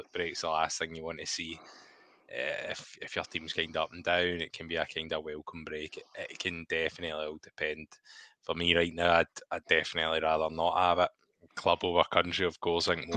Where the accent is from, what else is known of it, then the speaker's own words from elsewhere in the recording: Scotland, United Kingdom; I like to see my country doing well.